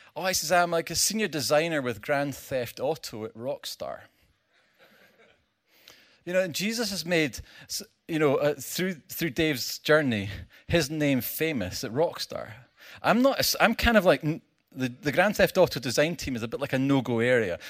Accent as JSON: {"language": "English", "region": "Scotland", "country": "United Kingdom", "said": "I come from Scotland"}